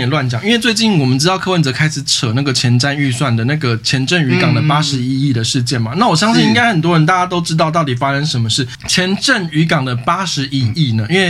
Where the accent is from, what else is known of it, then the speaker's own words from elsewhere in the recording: Taipei, Taiwan; 身为一个老台北人